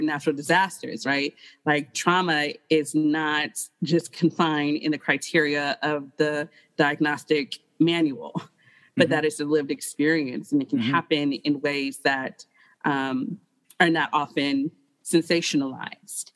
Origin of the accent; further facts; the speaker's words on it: Detroit, Michigan, United States; moved away as an adult; also born or lived in New York City; now in Phoenix, United States; I come from Detroit.